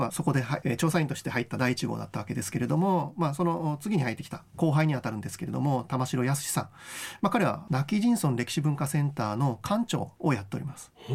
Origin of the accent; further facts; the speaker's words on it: Nago, Okinawa, Japan; 僕と同郷の名護市の出身